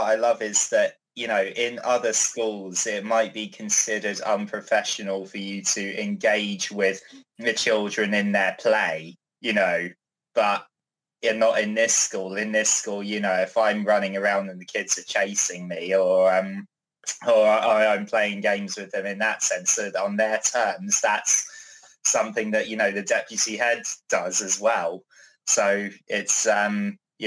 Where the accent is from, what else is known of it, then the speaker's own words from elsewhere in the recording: New Malden, London, United Kingdom; London. Just south of London, New Malden, Surrey.